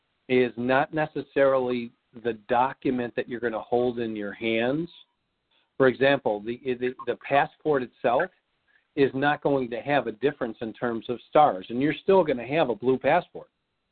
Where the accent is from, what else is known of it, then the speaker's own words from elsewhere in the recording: Missouri, United States; I'm from Missouri. Show me.